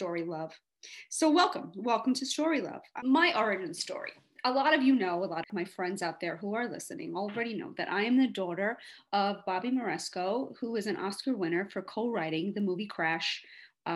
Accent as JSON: {"language": "English", "town": "New York City", "region": "New York", "country": "United States", "tie": "born or raised there", "also_born_or_lived": "Los Angeles", "moved": "as an adult", "said": "I was a kid growing up in Hell's Kitchen, New York"}